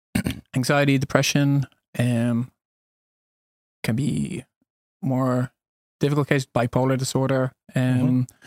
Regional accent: Dublin, Leinster, Ireland; moved away as an adult; also born or lived in United States / Spain / Sweden; now in Alingsås, Sweden; born and raised in Dublin, Ireland

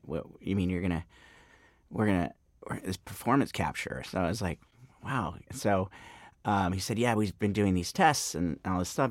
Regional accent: Marin County, Bay Area, California, United States; moved away as an adult; also born or lived in New York; now in Los Angeles, United States; I grew up in the Bay Area, up in Marin County, um, and moved down to LA to go to UCLA.

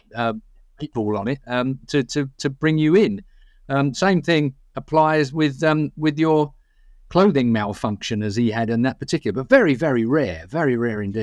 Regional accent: England, United Kingdom; we're English

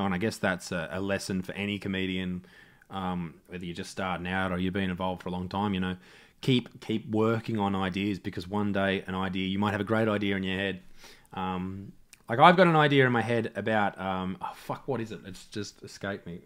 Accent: Newcastle, New South Wales, Australia; Newcastle, my hometown

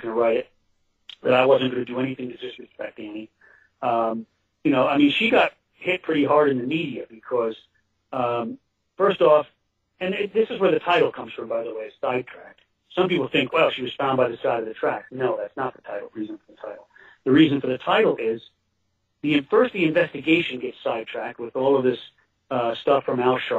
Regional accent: Kingston, New York, United States; my hometown

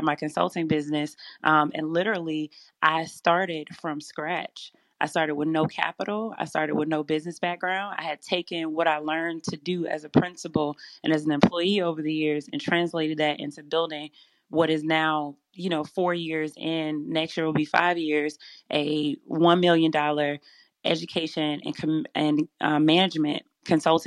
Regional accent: Selma, Alabama, United States; moved away as an adult; also born or lived in Louisiana; my hometown of Selma, Alabama

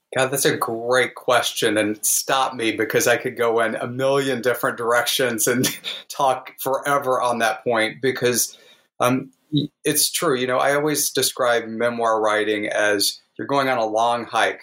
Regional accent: the Ozarks, United States; growing up in the Ozarks

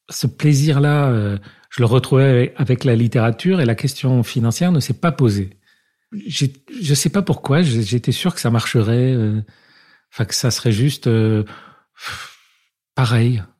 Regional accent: Paris, Île-de-France, France; on habitait dans le 5e arrondissement, dans une euh, cité euh, HLM, mais un peu chic

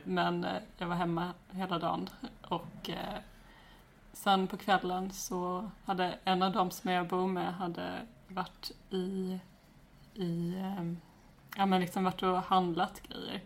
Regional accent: Växjö, Kronoberg County, Sweden; also born or lived in Alvesta; jag är från Växjö. Eller jag är egentligen uppvuxen utanför Växjö, och sen, eh, ja, jag har bott i Alvesta och Växjö

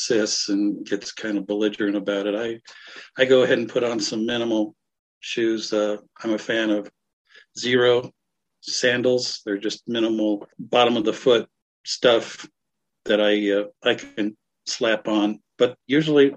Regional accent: Northern Colorado, United States; I am from Northern Colorado

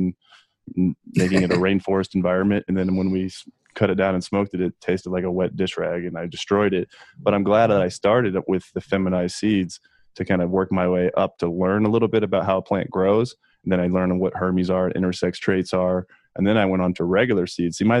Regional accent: Denver, Colorado, United States; also born or lived in Iowa / Montana; I was born in Iowa, but I moved to Denver, Colorado at a young age, kindergarten

